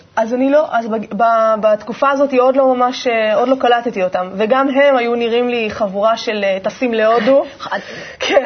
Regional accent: Manara, Northern District, Israel; born or raised there; moved away; also born or lived in Ashdod

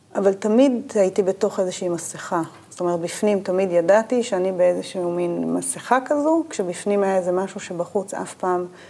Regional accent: Urim, Southern District, Israel; moved away as an adult; also born or lived in Beersheba; בדרום אני אה, נולדתי, גדלתי, יותר נכון, בקיבוץ אורים. נולדתי בבאר שבע, בבית החולים שם, סורוקה

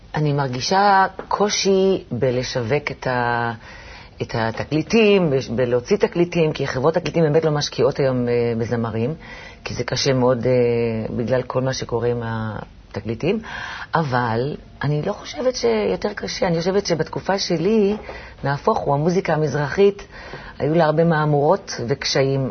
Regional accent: Jerusalem, Jerusalem District, Israel; now in Tel Aviv, Israel; אני ירושלמית במקור, אני אמנם גרה היום בתל אביב

